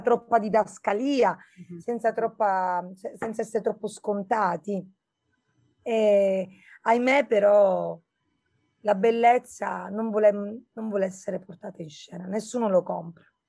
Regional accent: Birgi, Sicily, Italy; also born or lived in Erice; Io sono nata lì e sono cresciuta a Birgi di fronte a Mozia, nello Stagnone

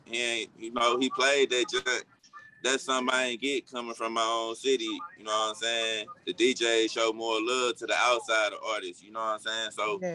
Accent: Centreville, Illinois, United States; And I'm from Centerville. In the last 5 years, Centerville was like the poorest city in America.

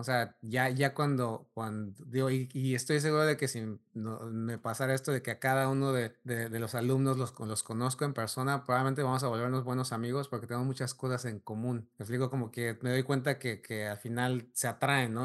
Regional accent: Mexico; como mexicano creces y, y tienes mucha influencia europea

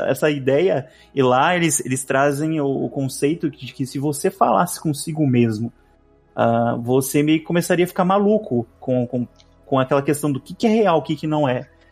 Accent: Brazil; sou brasileiro

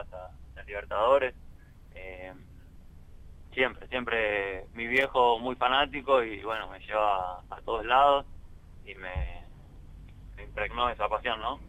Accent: Lomas de Zamora, Buenos Aires Province, Argentina; moved away as an adult; also born or lived in Scotland; soy eh, de Buenos Aires, zona sur, de, Loma de Zamora, más en Lavallol. Mira. viví, hasta, hasta los 19, 20 años

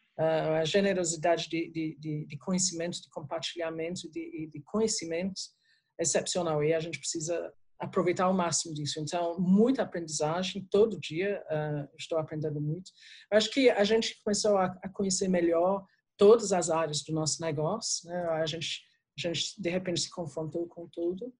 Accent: England, United Kingdom; Portuguese is a second language; moved away as an adult; now in Brazil; Eu sou, sou britânica, né? Como eu falei, eu sou da Inglaterra. saí da Inglaterra nos anos 80

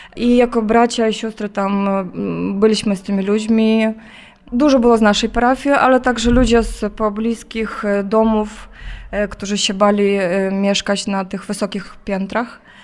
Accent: Zhytomyr, Zhytomyr Oblast, Ukraine; moved away as an adult; now in Kyiv, Ukraine; ja jestem Ukrainką, pochodzę z Żytomierza, a w, w, danej chwili pracuję, służę w Kijowie

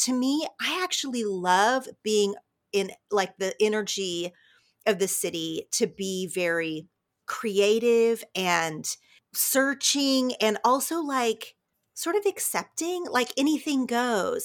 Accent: southern Oklahoma, United States; moved away as an adult; now in Los Angeles, United States; I loved growing up in a town of about thirty-five hundred people, really, really small in southern Oklahoma

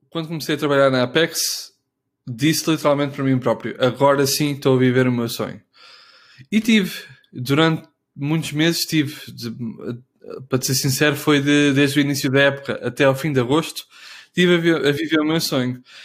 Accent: Portugal; moved away as an adult; also born or lived in Netherlands / Munich, Germany; eu quando saí de Portugal, eu estive na Holanda

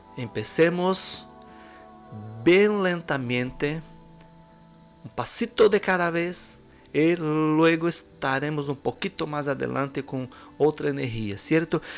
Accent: Brazil; sou brasileiro

